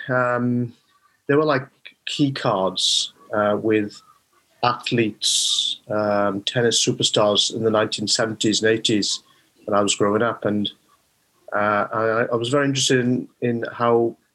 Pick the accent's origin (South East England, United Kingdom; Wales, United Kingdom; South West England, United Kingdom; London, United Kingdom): Wales, United Kingdom; Rhondda; also born or lived in Neath / Swansea; I was born in um, Neath. My parents came over in the 1960s from Bangladesh. So uh, they moved around the UK because my father was a doctor, and then settled. They settled in South Wales, and that's where I was born and uh, brought up in the Rhondda.